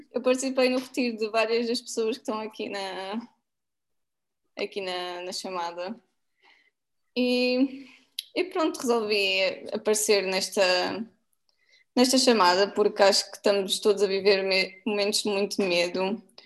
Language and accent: Portuguese; Portugal; como portuguesa